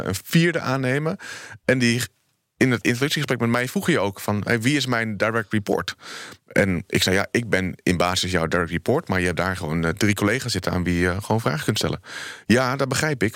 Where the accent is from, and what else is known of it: Netherlands